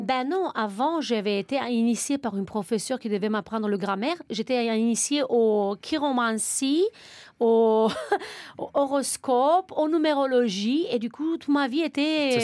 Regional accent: Romania; now in France; nous les Roumains

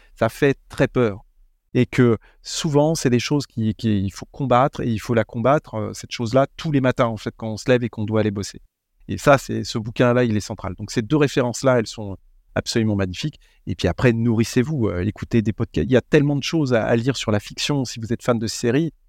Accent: France; On est français

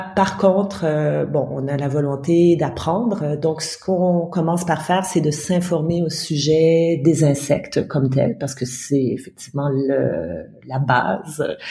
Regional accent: Ottawa, Ontario, Canada; moved away; also born or lived in Mauritania / France; je suis née au Canada, à Ottawa, la capitale du Canada

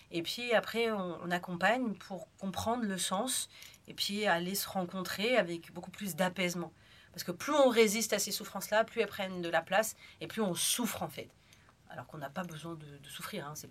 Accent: Algeria; now in France; Donc, il faut savoir que moi, je suis née en France, mais j'ai vécu en Algérie. Donc ça c'est un petit détail. Et quand je suis revenue en France parce que c'était la guerre civile

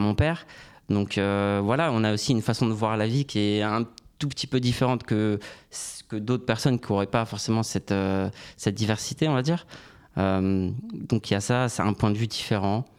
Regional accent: Orly, Île-de-France, France; also born or lived in Canada; je suis originaire d'Orly, dans le sud de Paris

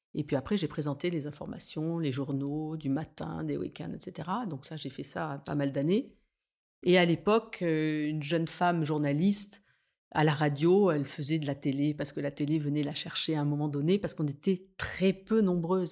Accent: Nice, Provence-Alpes-Côte d'Azur, France; moved away as an adult; also born or lived in Paris; revenir m'installer à Nice, qui est ma ville natale

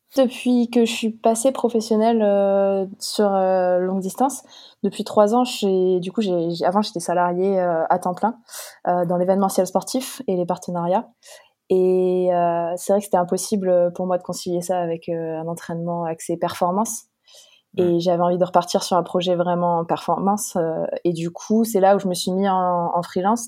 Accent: Chaumont, Grand Est, France; moved away; also born or lived in Montpellier; je viens du nord-est de la France à l'origine. Euh, de Chaumont, donc préfecture de la Haute-Marne

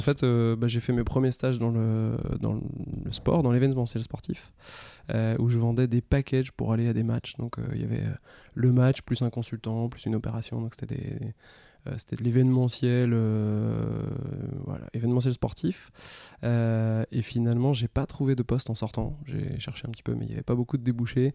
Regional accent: Brittany, France; moved away as an adult; now in Paris, France; je suis breton, j'ai grandi en Bretagne

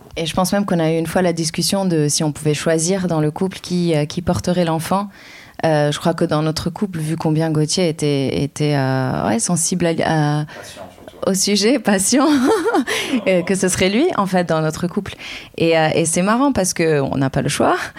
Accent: Lebanon; now in France; je suis libanaise

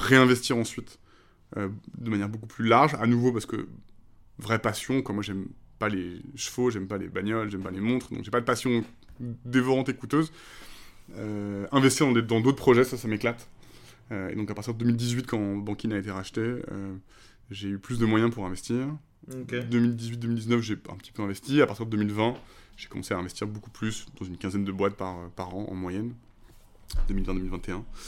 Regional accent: La Rochelle, Nouvelle-Aquitaine, France; j'ai grandi en plus à La Rochelle

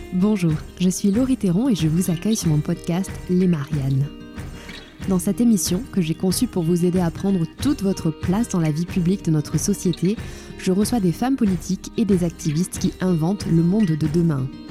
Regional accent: Cahors, Occitania, France; moved away as an adult; also born or lived in Toulouse / St Andrews, Scotland / Paris; now in Bordeaux, France; je ne suis pas parisienne. À la base, je viens de Cahors dans le Lot.

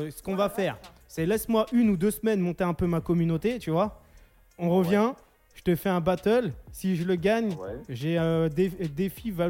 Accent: Lyon, Auvergne-Rhône-Alpes, France; Moi, je suis de Lyon.

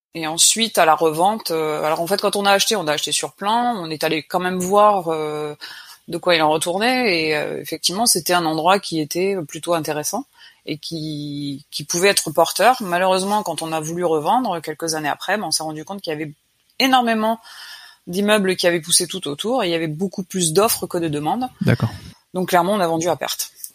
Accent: Picardy, Hauts-de-France, France; moved away as an adult; je suis originaire de Picardie

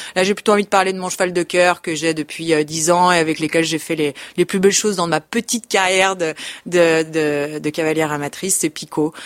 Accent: Lyon, Auvergne-Rhône-Alpes, France; je suis née à Lyon

